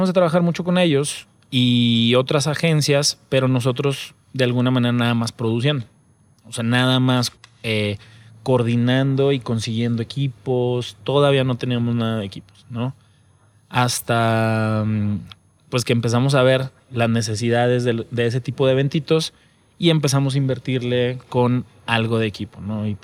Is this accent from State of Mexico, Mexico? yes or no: no; Saltillo, Coahuila, Mexico; now in Mexico City, Mexico; yo soy de Saltillo y con quien empecé a formarla es con, con César, él es de Monterrey